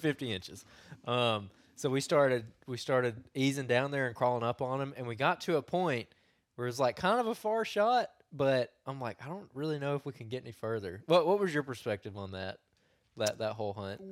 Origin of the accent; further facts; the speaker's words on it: Cahaba River, Alabama, United States; I grew up on the Cahaba also